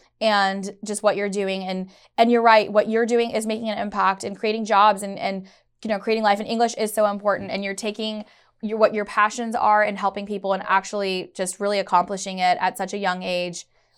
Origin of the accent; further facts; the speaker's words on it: Chicago, Illinois, United States; born there; also born or lived in Karachi; I was a daughter of an immigrant, and so I know the struggles firsthand. I was born in Chicago, but I moved to Karachi. I moved back to the States.